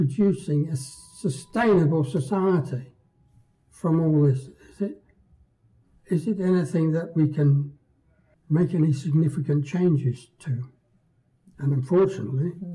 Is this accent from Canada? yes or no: no; Guernsey; I was born in Guernsey during the German occupation